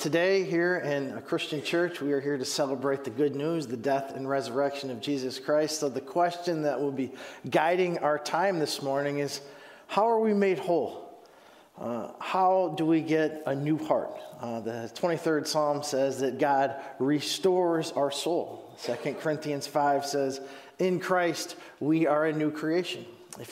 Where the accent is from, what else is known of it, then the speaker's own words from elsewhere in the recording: Huron, Ohio, United States; moved away; I'm originally from Huron, Ohio